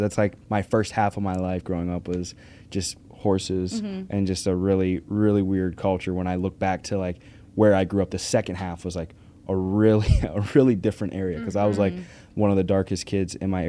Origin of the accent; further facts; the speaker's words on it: Arkansas, United States; moved away; Up, we raised Tennessee Walkers. So I grew up in Arkansas.